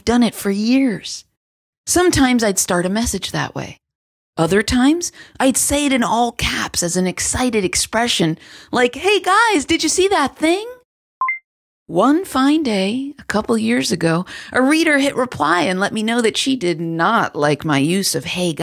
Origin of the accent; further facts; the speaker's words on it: East Coast, United States; I'm from the East Coast